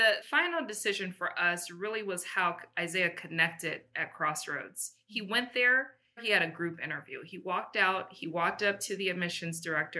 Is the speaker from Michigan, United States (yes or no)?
yes; Detroit, Michigan, United States; moved away as an adult; also born or lived in Japan; now in Los Angeles, United States; we're originally from Detroit, Michigan